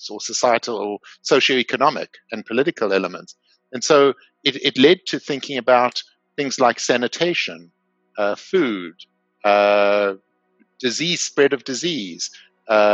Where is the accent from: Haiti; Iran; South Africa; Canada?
South Africa; accent: South African; moved away as an adult; also born or lived in Johannesburg, South Africa; now in United States; But my accent is South African. I grew up in South Africa.